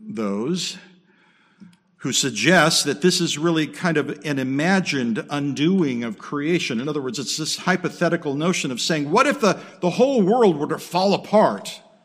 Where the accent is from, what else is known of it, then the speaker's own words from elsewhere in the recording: Southern California, United States; moved away; also born or lived in Okinawa, Japan / Midwest, United States; I grew up in Southern California, earthquake country, um, lived in Okinawa.